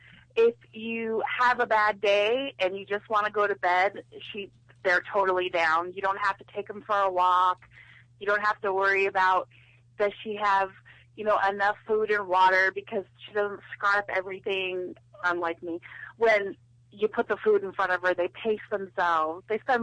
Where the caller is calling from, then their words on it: San Diego, California, United States; I'm calling from San Diego.